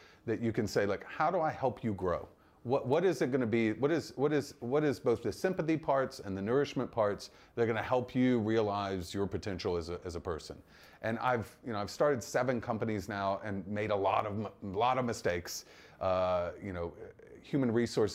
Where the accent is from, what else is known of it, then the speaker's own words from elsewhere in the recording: Mississippi, United States; moved away; place like Mississippi where I was born